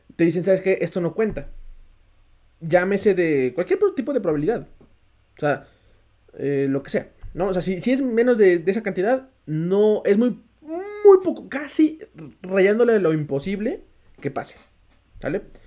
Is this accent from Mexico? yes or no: yes; Mexico; todos los mexicanos tenemos ese porcentaje de morirnos siendo mexicanos